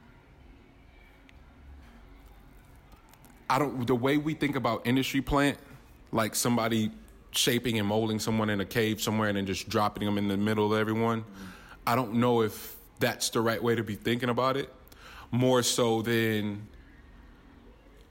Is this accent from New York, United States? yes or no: no; Richmond and Oakland, California, United States; We grew up, we're all from Richmond and Oakland.